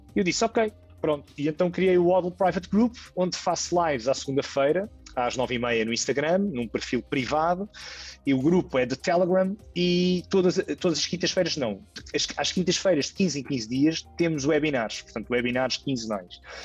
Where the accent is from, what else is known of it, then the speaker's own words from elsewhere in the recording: Lisbon, Portugal; eu tenho 35 anos, sou de Lisboa